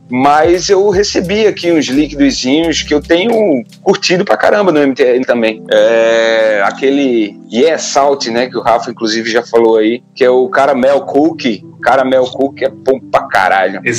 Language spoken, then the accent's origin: Portuguese; Arapiraca, Alagoas, Brazil; Velho, eu sou alagoano, né? Eu nasci em Arapiraca, Alagoas. Na minha época de menino, lá era terra do fumo.